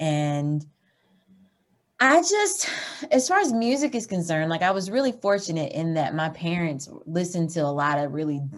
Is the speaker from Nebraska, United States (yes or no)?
no; Eureka, Missouri, United States; also born or lived in Sewickley, Pennsylvania / Georgia; And I was raised in Eureka, Missouri. And so my mom and my dad are the ones that are from Georgia.